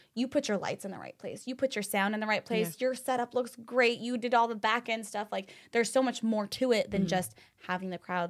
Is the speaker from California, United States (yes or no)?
no; Utah, United States; moved away; you know, I'm from Utah. We have a very different taste in music.